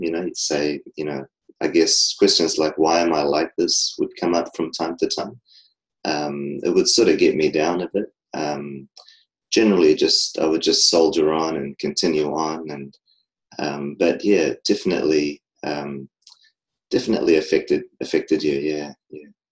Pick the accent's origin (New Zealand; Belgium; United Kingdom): New Zealand; I'm from New Zealand